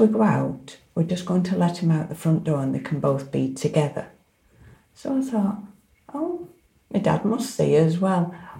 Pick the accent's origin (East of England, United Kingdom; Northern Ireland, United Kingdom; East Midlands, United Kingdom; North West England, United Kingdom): North West England, United Kingdom; Blackpool; I grew up in Blackpool.